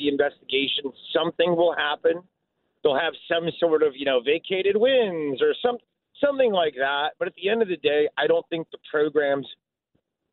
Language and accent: English; Vernon Hills, Illinois, United States; I'm from Vernon Hills. So I grew up with Chicagoland